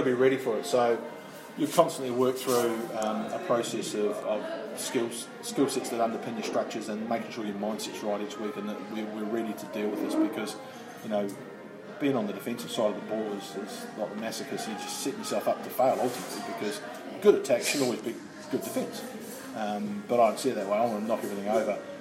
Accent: Christchurch, Canterbury, New Zealand; moved away as an adult; also born or lived in United Kingdom; I'm from Christchurch and I played through the age grade system, but I left New Zealand

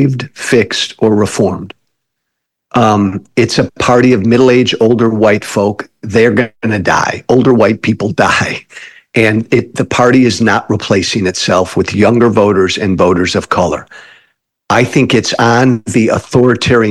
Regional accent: outside of Chicago, Illinois, United States; I come from Illinois, outside of Chicago.

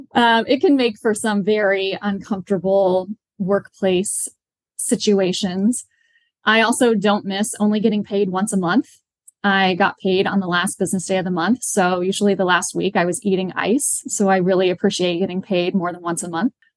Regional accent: Midwest, United States; moved away as an adult; also born or lived in Washington, D.C.; now in Charlotte, United States; I am originally from the Midwest

